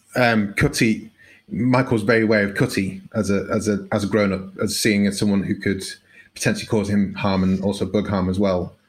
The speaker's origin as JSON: {"language": "English", "country": "United Kingdom", "said": "as a Brit"}